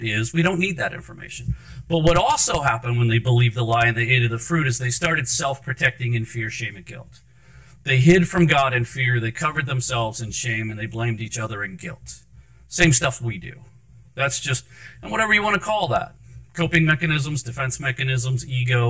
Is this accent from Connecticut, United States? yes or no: no; Anne Arundel County, Maryland, United States; also born or lived in Baltimore, Maryland; I was born in Baltimore, grew up in Anne Arundel County.